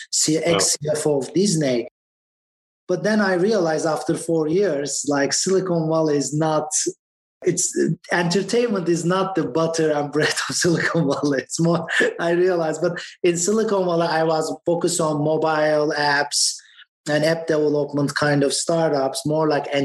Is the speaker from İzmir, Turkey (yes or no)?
no; Istanbul, Turkey; moved away as an adult; also born or lived in Boston, United States; now in United States; I went to the best schools in my country. I was born in Boston, and we moved back to Istanbul, and I lived there for 20 years and moved back to US 10 years ago